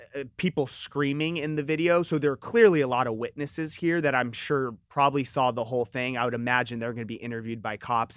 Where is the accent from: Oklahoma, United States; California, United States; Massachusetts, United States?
California, United States; Southern; I grew up in Southern California